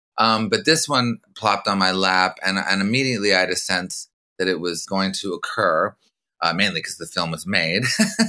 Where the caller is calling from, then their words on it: Los Angeles, California, United States; I'm calling from Laurel Canyon, Los Angeles.